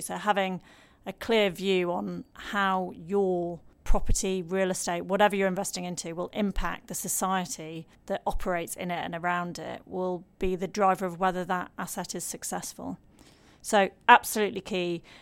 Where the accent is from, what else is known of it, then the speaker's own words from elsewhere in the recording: Lancashire, North West England, United Kingdom; I'm from Lancashire